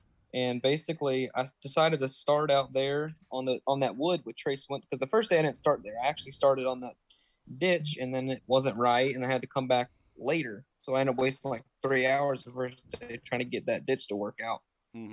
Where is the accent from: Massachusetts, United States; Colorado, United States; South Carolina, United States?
South Carolina, United States; Myrtle Beach; Myrtle Beach, South Carolina.